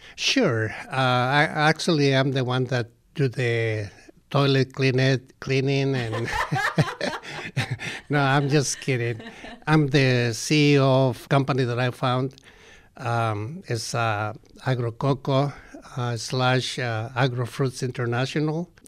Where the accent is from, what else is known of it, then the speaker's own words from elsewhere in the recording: Colima, Mexico; moved away; some of the people in my hometown, in Colima